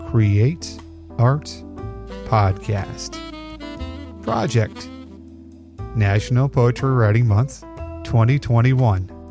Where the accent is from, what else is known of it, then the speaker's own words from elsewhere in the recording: Illinois, United States; I'm from Illinois